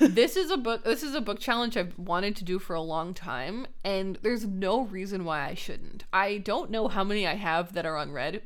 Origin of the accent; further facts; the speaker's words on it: Canada; Raylene and I are Canadian.